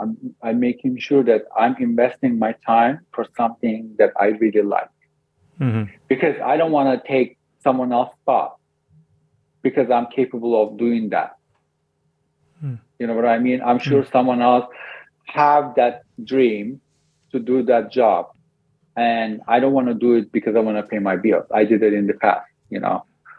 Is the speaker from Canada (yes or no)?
yes; Canada; Yeah, we're from Canada.